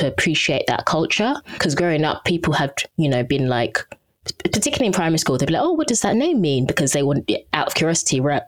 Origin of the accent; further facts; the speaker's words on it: Southend-on-Sea, East of England, United Kingdom; first language English; I grew up in Southend.